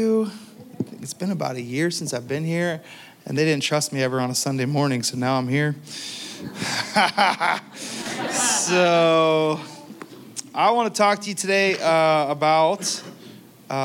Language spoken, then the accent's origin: English; Pittsburgh, Pennsylvania, United States; moved away; I'm from the Pittsburgh, Pennsylvania region